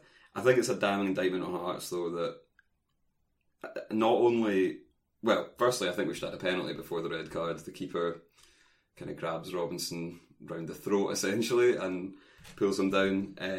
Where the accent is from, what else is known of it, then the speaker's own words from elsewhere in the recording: Edinburgh, Scotland, United Kingdom; growing up in Edinburgh